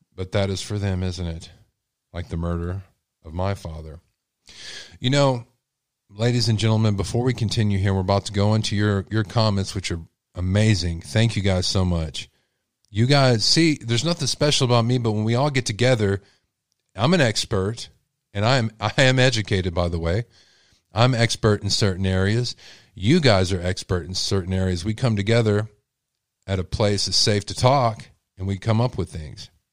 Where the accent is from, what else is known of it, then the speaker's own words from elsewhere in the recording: Texas, United States; I'm from Texas, y'all, and I have an accent sometimes